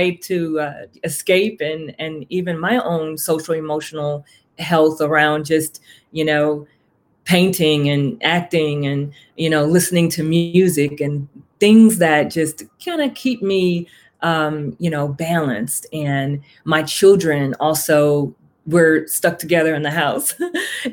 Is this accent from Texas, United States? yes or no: yes; Houston, Texas, United States; moved away as an adult; also born or lived in Puerto Rico; now in Gwinnett, United States; I'm originally from Houston, Texas.